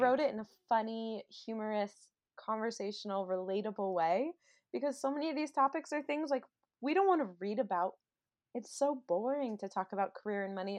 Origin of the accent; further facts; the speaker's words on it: Maryland, United States; now in Los Angeles, United States; I grew up in Maryland, and now I live in Los Angeles